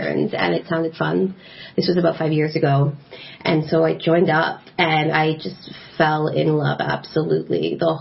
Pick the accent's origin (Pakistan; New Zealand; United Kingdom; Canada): Canada; Montreal, Quebec; I was born and raised in Montreal